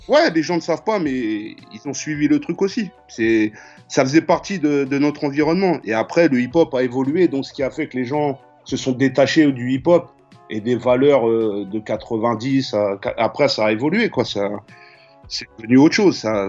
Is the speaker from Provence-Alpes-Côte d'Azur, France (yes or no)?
no; Choisy-le-Roi, Île-de-France, France; also born or lived in Paris / London; je suis né à Paris en 1976 dans le 12e. Et deux ans après ou un an après, j'ai tout de suite été avec mes parents en banlieue dans le 94 à Choisy-le-Roi